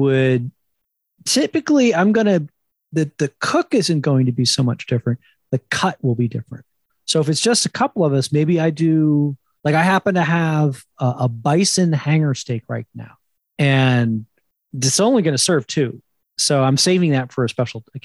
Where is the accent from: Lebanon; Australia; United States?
United States; New Jersey; up in the Northeast, I grew up in New Jersey